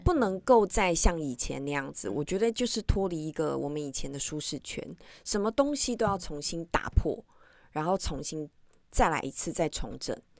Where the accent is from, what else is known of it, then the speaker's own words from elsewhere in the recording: Taiwan; 我们台湾人